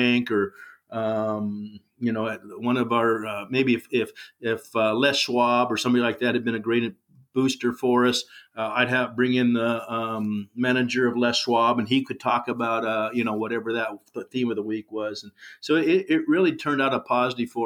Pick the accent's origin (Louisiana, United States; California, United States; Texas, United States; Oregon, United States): Oregon, United States; Corvallis; moved away as an adult; now in Sweet Home, United States; I was raised in Corvallis at a golden time.